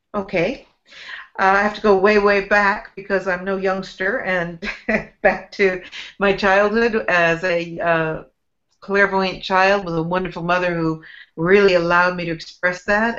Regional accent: San Francisco Bay Area, California, United States; I grew up in San Francisco Bay Area

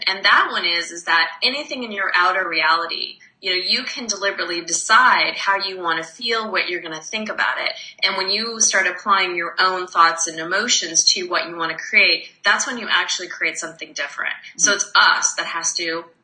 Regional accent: Arizona, United States; now in Montreal, Canada; I'm actually from Arizona

